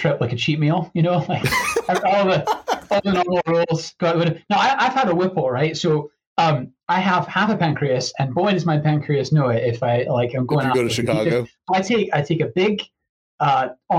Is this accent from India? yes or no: no; Edinburgh, Scotland, United Kingdom; moved away; I grew up in Edinburgh, which is a very proper place.